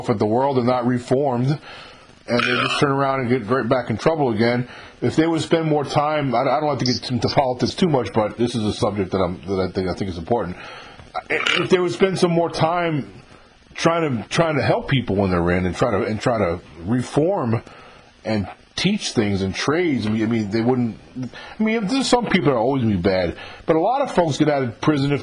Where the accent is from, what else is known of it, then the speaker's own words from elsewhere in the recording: New York, United States; moved away as an adult; also born or lived in Louisiana; now in north of New Orleans, United States; But I'm from New York. I was born and raised in New York.